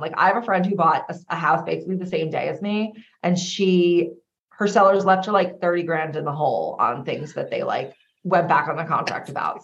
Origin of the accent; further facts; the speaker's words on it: Long Island, New York, United States; we're all from Long Island Day you know, a very lovely town out here. Mm-hmm. And we grew up together